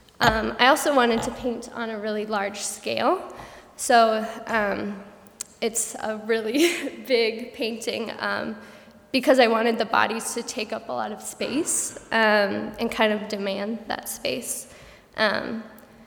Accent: Colorado, United States; moved away; I'm originally from Colorado

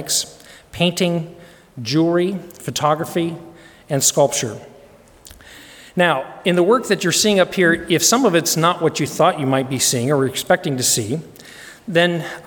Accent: Denver, Colorado, United States; I grew up in Denver.

